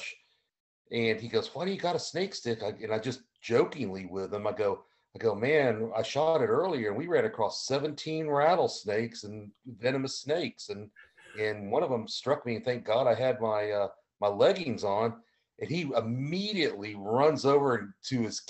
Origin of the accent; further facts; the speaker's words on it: Indian River Lagoon, Florida, United States; I grew up on the Indian River Lagoon